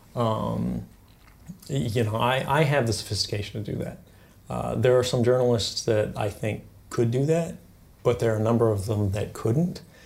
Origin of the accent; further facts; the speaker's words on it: Fort Meade, Maryland, United States; also born or lived in Elizabeth City, North Carolina; I spent most of my time growing up around, uh, Fort Meade in Maryland.